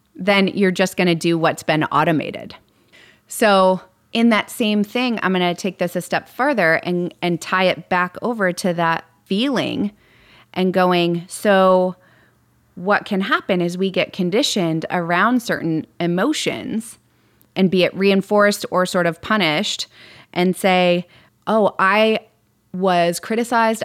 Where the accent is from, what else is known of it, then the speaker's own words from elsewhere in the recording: Midwest, United States; moved away; I grew up in the Midwest